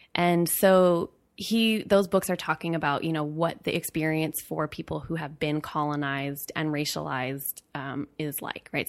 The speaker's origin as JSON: {"language": "English", "town": "Berkeley", "region": "California", "country": "United States", "tie": "born or raised there", "said": "I was born and raised in Berkeley, California"}